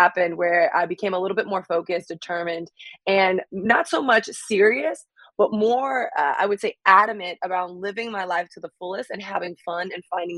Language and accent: English; Miami, Florida, United States; I'm from Miami, and getting back to kind of like being a kid in Miami